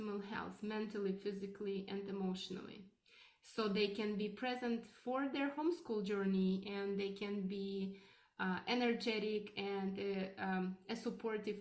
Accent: Russia; now in Canada; I am originally from Russia

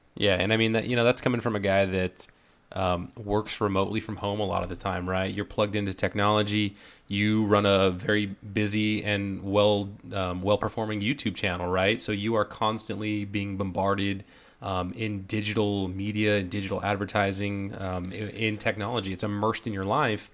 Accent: Northern California, United States; I'm from Northern California

